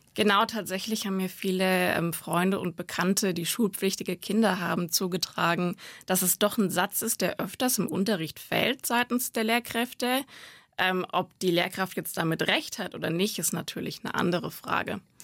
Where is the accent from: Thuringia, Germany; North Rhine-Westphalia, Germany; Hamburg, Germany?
Thuringia, Germany; Gotha; moved away; aus Thüringen, aus Gotha